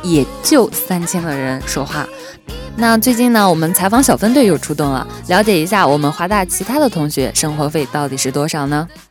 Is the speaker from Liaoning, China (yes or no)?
no; Shandong, China; moved away as an adult; 我是山东人